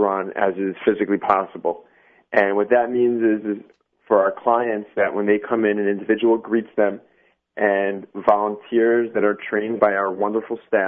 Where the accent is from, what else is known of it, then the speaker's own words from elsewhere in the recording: New York City, New York, United States; I'm from Brooklyn. I've been living here for around 11 years